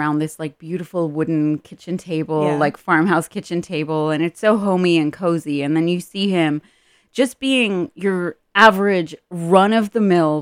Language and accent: English; Ireland; moved away; I'm Irish